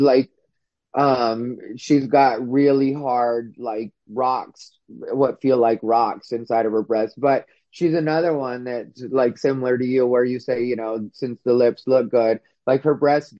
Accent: Arizona, United States; I'm from Arizona and we have a high Native population

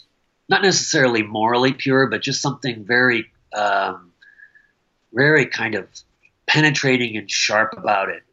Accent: Michigan, United States; moved away as an adult; also born or lived in Missoula / Okayama, Japan; now in Whidbey Island, United States; I'm a Midwestern boy. I grew up in Michigan.

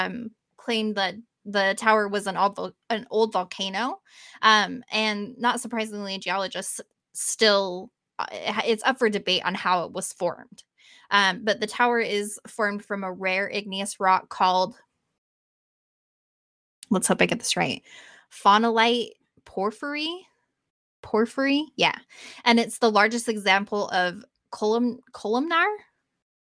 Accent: Wyoming, United States; So I am originally from Wyoming. I'm a Wyoming native

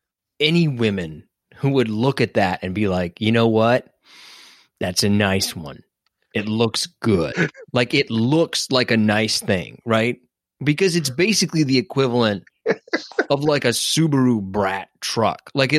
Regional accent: Detroit, Michigan, United States; I'm from Detroit, and if there's two things I know about Detroit, it's … and white boy Rick.

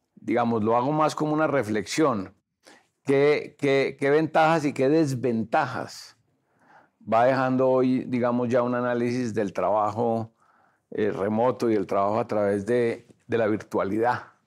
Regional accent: Colombia; ¿Somos los colombianos buenos trabajadores?

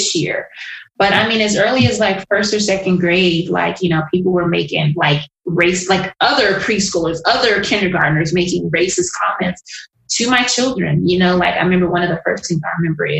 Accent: United States; I'm American and I'm African

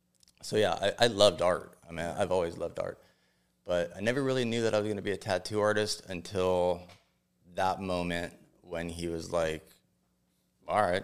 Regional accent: Los Angeles, California, United States; I was born and raised in San Fernando Valley

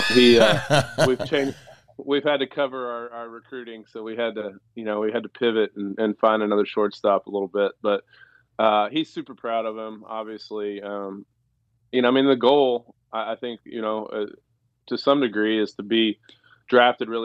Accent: Stillwater, Oklahoma, United States; moved away as an adult; also born or lived in Jupiter, Florida; I grew up in Stillwater

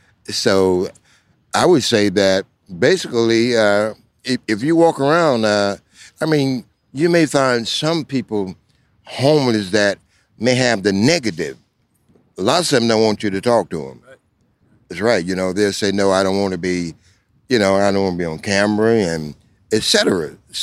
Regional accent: South Carolina, United States; now in Washington, D.C., United States; I was not born here. You know, I'm not a Washingtonian. Where were you born? I came from the Clay Hills of South Carolina.

